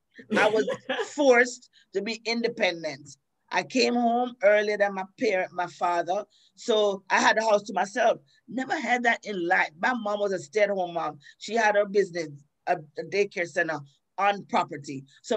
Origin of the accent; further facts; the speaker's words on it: New York City, New York, United States; moved away as an adult; also born or lived in Queens, New York; now in Florida, United States; I'm a New Yorker. Bronx yeah. girl, everything. Born yeah. in Queens, raised in the Bronx.